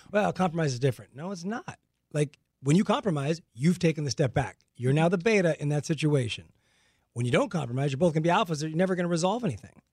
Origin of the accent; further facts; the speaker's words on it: La Puente, California, United States; I grew up in La Puente here in oh. Los Angeles